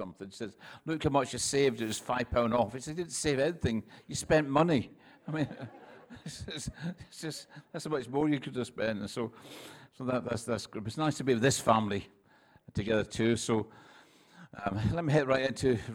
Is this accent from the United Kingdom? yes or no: yes; Scotland, United Kingdom; I'm from Scotland, and where I come from, everyone speaks like this